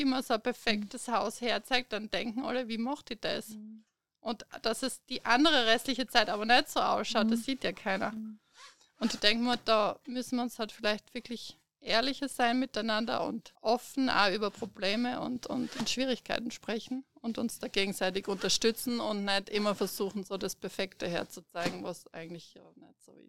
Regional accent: Stuttgart, Baden-Württemberg, Germany; moved away as an adult; now in Premstätten, Austria; Also ich komme ursprünglich aus Deutschland, aus Stuttgart, bin 2008 nach Österreich gekommen und seit 2013 wohnen wir eben hier in Bremstetten.

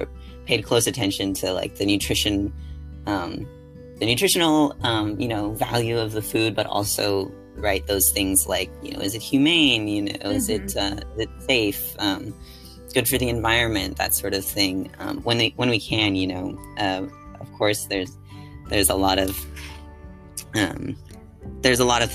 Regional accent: San Jose, California, United States; also born or lived in East Coast; growing up in California

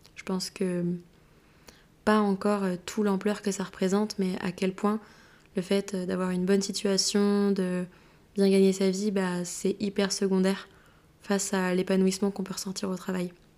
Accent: Brittany, France; also born or lived in Madrid; now in Rennes, France; je suis bretonne, rennaise depuis pas si longtemps

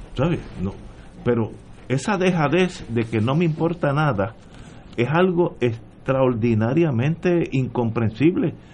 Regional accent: San Juan, Puerto Rico; yo nací y me crié básicamente en San Juan

